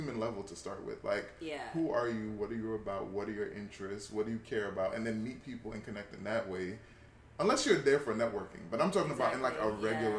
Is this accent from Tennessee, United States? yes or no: no; New York, United States; I'm from New York.